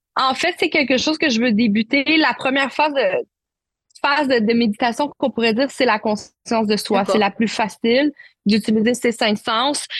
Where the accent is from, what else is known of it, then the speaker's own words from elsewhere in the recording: Quebec, Canada; accent: Québécois; also born or lived in Marseille, France; Je suis née à Marseille, mais je suis la québécoise de ma famille puisque j'ai immigré au Québec à l'âge de un an. Donc, vous m'écoutez en ce moment, j'ai vraiment l'accent québécois